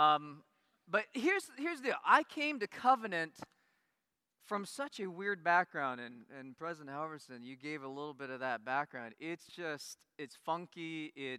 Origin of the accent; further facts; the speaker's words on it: Iowa, United States; moved away as an adult; also born or lived in Korea; Grew up in Iowa